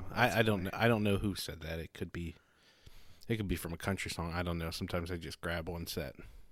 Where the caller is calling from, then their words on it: Baltimore, Maryland, United States; From the kind of mild weather here in Maryland today.